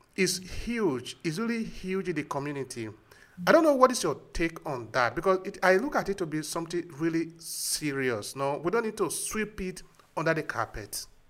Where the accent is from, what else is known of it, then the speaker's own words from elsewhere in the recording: Nigeria; we are both from Nigeria